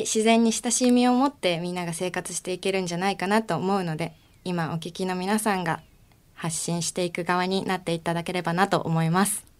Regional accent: Ikoma, Nara, Japan; 奈良県の生駒市あたり

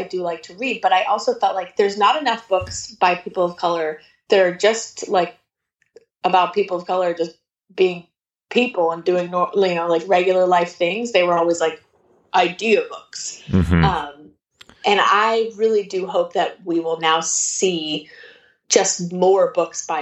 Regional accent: Santa Monica, California, United States; I was born in LA. I was born at home in Santa Monica

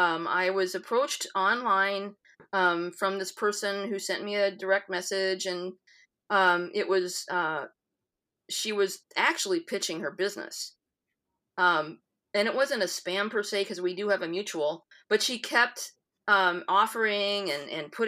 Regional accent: Iowa, United States; being an Iowan, the Midwesternism is there

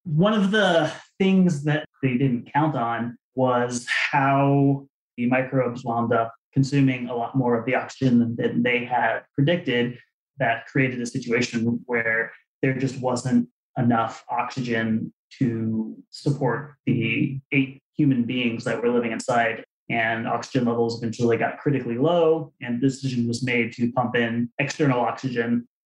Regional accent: Arizona, United States; I was a, a kid growing up in Arizona

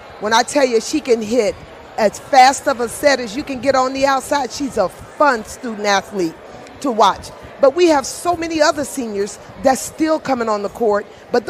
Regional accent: Baton Rouge, Louisiana, United States; moved away; also born or lived in Colorado Springs, Colorado; I'm originally from Baton Rouge, Louisiana.

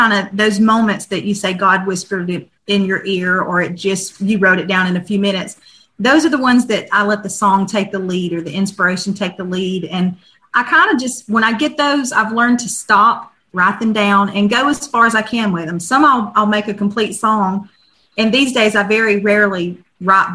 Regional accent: Northeast Alabama, United States; growing up in Northeast Alabama

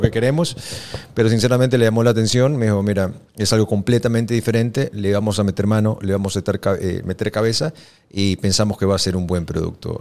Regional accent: Ecuador; como, como ecuatoriano

